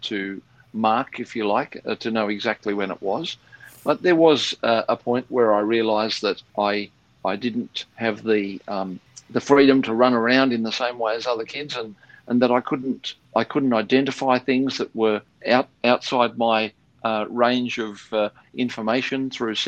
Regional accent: Sydney, New South Wales, Australia; I was born in Sydney, in the inner west of Sydney, and grew up there.

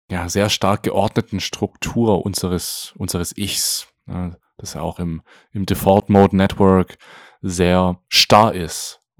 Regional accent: Germany; bei uns in Deutschland

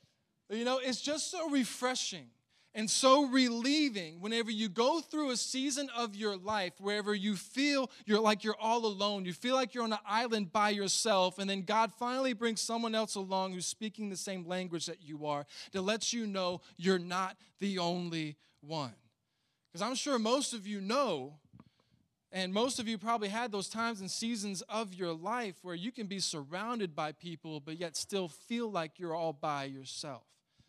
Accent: Northern United States, United States; I'm a natural Yankee trying to minister down here in the South.

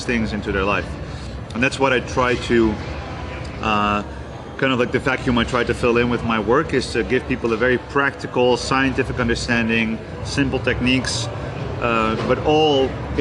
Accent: Netherlands; I'm from the Netherlands. That's where I'm from and that's where I was born and raised.

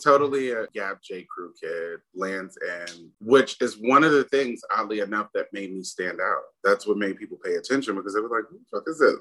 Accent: New York City, New York, United States; I grew up in New York City, born in the 70s, raised

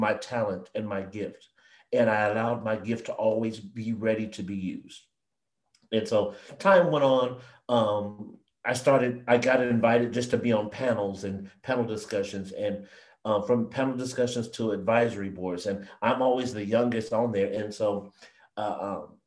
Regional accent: San Jose, California, United States; I grew up in San Jose, California

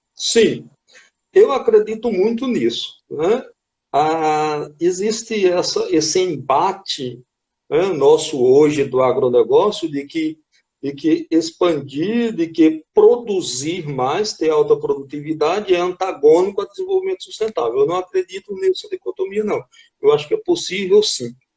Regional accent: Patos, Paraíba, Brazil; moved away as an adult; also born or lived in Lavras, Minas Gerais; Eu sou paraibano, nascido em Patos, me formei em 1994 em Engenharia Florestal, na antiga UFPB

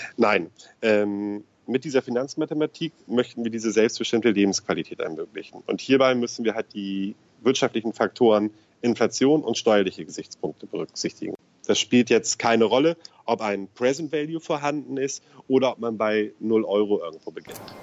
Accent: Eutin, Schleswig-Holstein, Germany; also born or lived in Hamburg; ich ja gebürtig Eutiner bin. Und ich hoffe, mich verurteilt jetzt keiner, dass ich Schleswig-Holsteiner bin

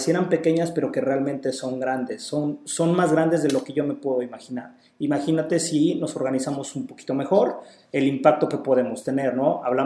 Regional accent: Puebla, Mexico; now in Puerto Vallarta, Mexico; yo soy de Puebla, no soy de aquí de Vallarta, sin embargo, el tema del calor pues no me, no me conflictúa tanto, ya me acostumbré y me gusta.

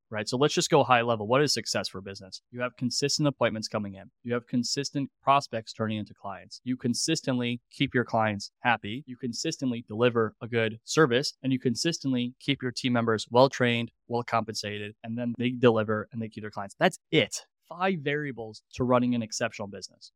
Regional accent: New York, United States; moved away; also born or lived in Columbus, Ohio; I'm from New York

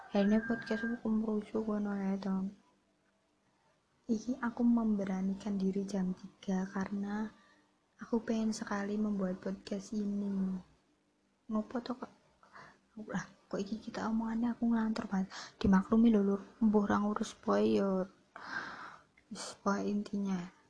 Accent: Java, Indonesia; accent: medok (Javanese); Jadi ya maklumi gue nek wong medok ngene iki ya wong Jawa asli ya bro uh, eh, tidak ada campuran apapun

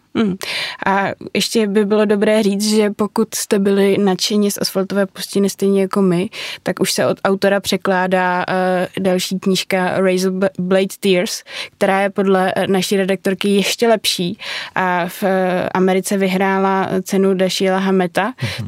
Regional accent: Prague, Czechia; Já jsem z Prahy od jak živa

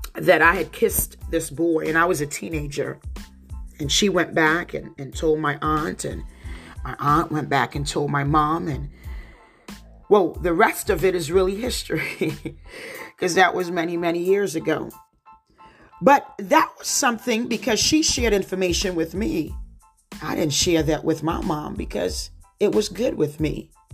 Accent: New Jersey, United States; accent: Jersey; with my Jersey accent

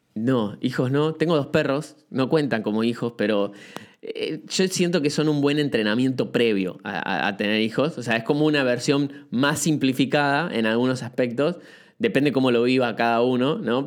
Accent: Buenos Aires, Argentina; moved away as an adult; now in Uruguay; soy de Argentina, este, estoy hace muy poquito en Uruguay. Eh, viví toda, mi infancia en Capital Federal

